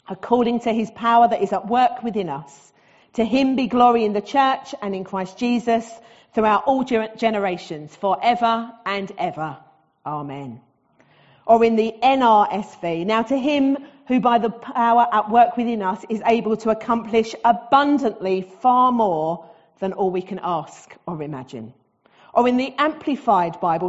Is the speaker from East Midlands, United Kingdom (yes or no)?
no; Southend-on-Sea, East of England, United Kingdom; accent: Essex; also born or lived in Barking; now in Wickford, United Kingdom; as you can tell from my accent, I am Essex born and bred. So I was born in Barking. Most of my life I've lived in the South End.